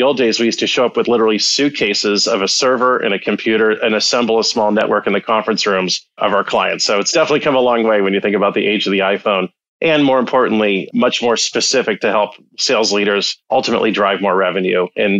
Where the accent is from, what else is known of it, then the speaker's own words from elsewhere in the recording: Los Angeles, California, United States; By way of background, I actually grew up in Los Angeles. My father was an officer in the Air Force. We were stationed at LA Air Force Base.